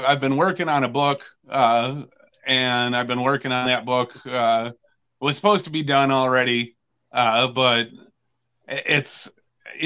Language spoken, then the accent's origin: English; Lansing, Michigan, United States; Oh, Michigan. I'm from Lansing, Michigan.